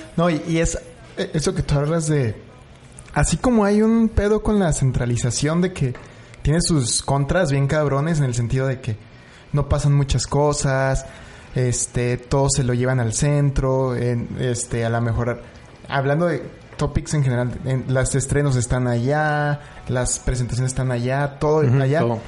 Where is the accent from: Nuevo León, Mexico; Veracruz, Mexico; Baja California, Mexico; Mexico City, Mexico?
Mexico City, Mexico; now in Chihuahua, Mexico; ya soy el fotógrafo de Chihuahua, pero soy chilango